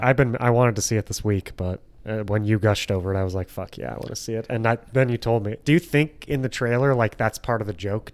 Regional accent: Grosse Pointe Woods, Michigan, United States; my hometown, Grosse Pointe Woods

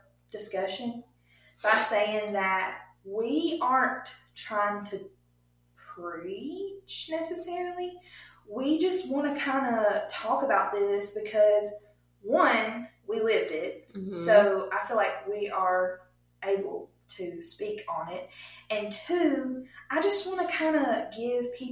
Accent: Bible Belt, Southern United States, United States; We grew up in the Bible Belt

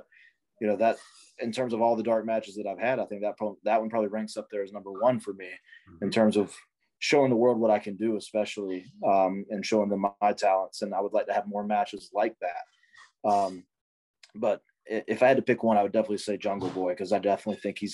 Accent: the Carolinas, United States; growing up in the Carolinas

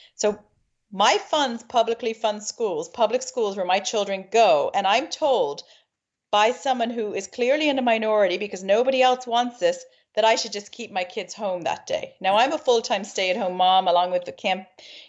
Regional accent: Maine, United States; moved away as an adult; now in Ireland; Born and raised in Maine, East Coast, USA. I've been in Ireland 20 years

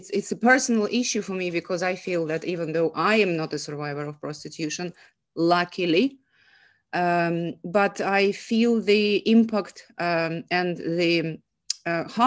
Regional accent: Saint Petersburg, Russia; moved away; I'm from Russia. I'm a migrant woman

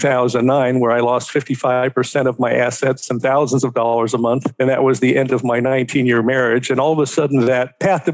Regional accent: Cincinnati, Ohio, United States; moved away as an adult; also born or lived in Daytona Beach, Florida / Seattle, Washington; I'm originally from Cincinnati, Ohio

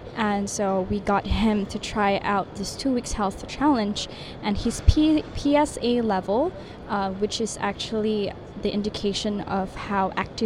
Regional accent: Malaysia; English is a second language; Yes, I'm a Malaysian.

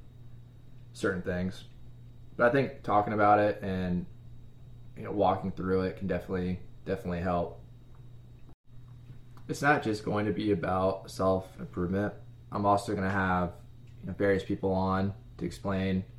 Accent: Midwest, United States; I grew up in the Midwest

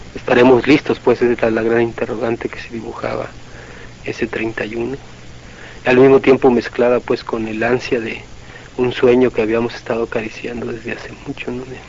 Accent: Mexico

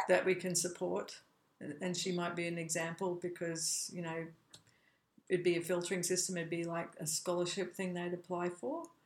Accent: Australia; moved away as an adult; also born or lived in United States; I was born in Australia, but I also became an American

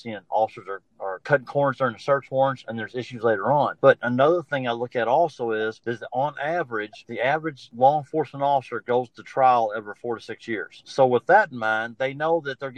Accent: Louisville, Kentucky, United States; Born and raised in Louisville, Kentucky, entire life.

